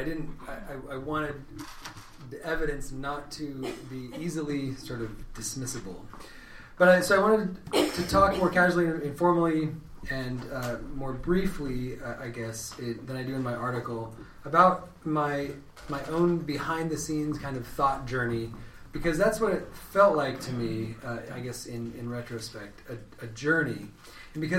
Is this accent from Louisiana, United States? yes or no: no; Redding, California, United States; moved away as an adult; now in Athens, Ohio, United States; I'm from California. I'm from the north, though. Reading is the town that I grew up